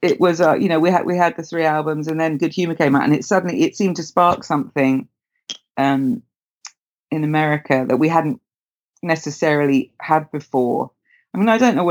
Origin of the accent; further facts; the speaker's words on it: Windsor, South East England, United Kingdom; I grew up in Windsor